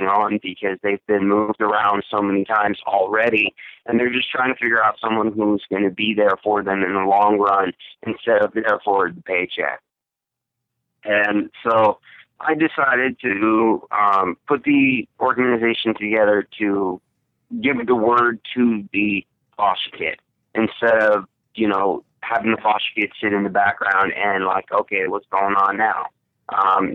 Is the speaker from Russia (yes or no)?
yes; Russia; now in United States; I was originally born and raised in Russia, Kemerovo, Moscow, Russia